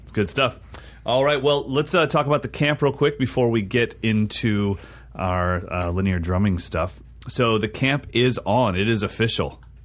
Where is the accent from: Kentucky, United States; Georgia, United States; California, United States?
California, United States; Sacramento; moved away; Sacramento, which is my hometown